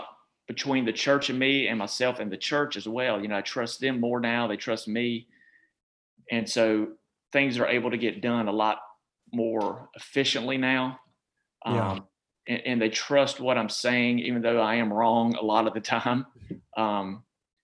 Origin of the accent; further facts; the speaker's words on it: Charlotte, North Carolina, United States; moved away as an adult; also born or lived in Virginia / Georgia / Beaufort County, North Carolina; Even though I was from Charlotte